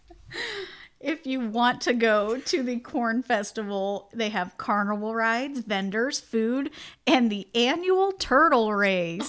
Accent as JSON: {"language": "English", "region": "Indiana", "country": "United States", "said": "we're both from Indiana"}